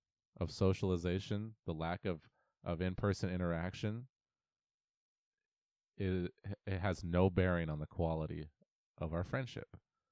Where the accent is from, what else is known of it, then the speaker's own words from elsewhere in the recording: Auburn, Washington, United States; We grew up in Auburn, Washington, together.